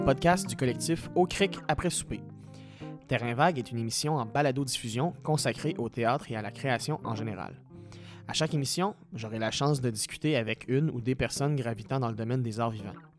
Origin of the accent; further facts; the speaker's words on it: BTB, Quebec, Canada; je viens de la BTB